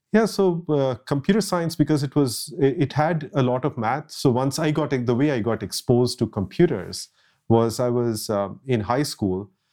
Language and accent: English; Jamshedpur, Jharkhand, India; moved away as an adult; now in Redmond, United States; I grew up in a city called Jamshedpur in India